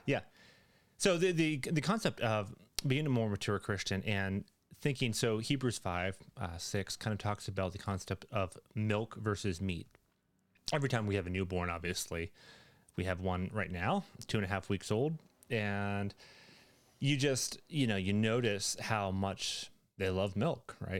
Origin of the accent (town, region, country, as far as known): Canada